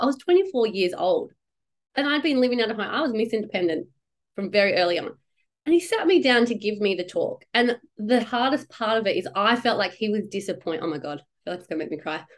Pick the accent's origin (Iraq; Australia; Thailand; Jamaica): Australia; Perth, Western Australia; born or raised there